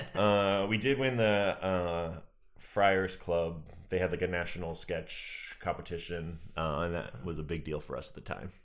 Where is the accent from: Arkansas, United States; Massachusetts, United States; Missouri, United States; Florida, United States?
Massachusetts, United States; Marshfield; moved away; I am from, uh, Marshall, Massachusetts. It's, like, between Boston and Cape Cod.